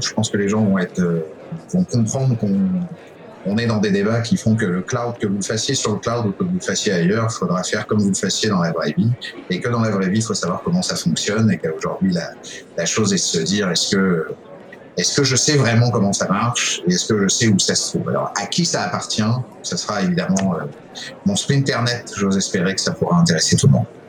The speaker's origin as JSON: {"language": "French", "country": "France", "moved": "as an adult", "lives_now": "Quebec City, Canada", "said": "je suis arrivé à Québec, je suis français d'origine, je, je, suis évidemment citoyen canadien, arrivé à Québec en 2011"}